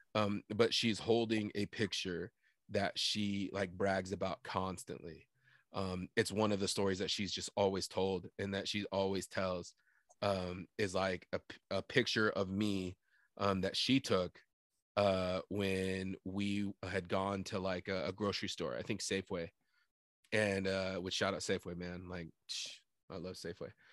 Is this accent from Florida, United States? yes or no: no; Sunnyside, Washington, United States; how proud we are to be from Sunnyside